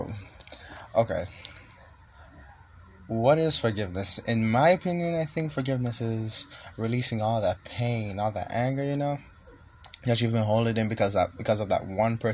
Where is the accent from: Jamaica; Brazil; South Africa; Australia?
Jamaica; moved away as an adult; now in United States; growing up in the environment where I was born and raised in Jamaica, and I moved to the U.S. like 4 years ago.